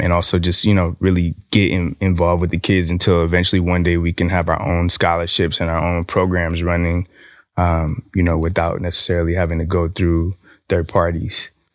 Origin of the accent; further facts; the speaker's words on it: California, United States; moved away; my home state, California